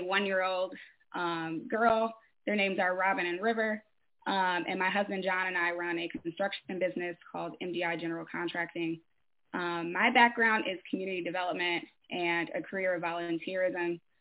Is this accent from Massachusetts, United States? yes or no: no; Detroit, Michigan, United States; now in Bellevue, United States; I'm from Michigan, from Detroit actually. Um, um, but currently I live in Bellevue, Pennsylvania